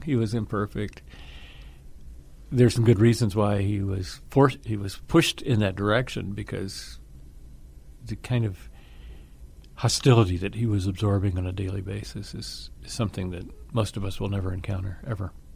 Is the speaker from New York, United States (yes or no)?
no; Atlanta, Georgia, United States; grew up in Atlanta, Georgia